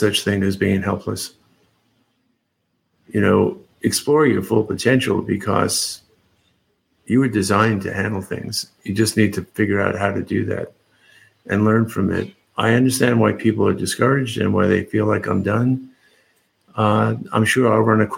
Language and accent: English; New York, United States; moved away as an adult; now in Seattle, United States; I grew up in New York, spent most of my life there till the late 90s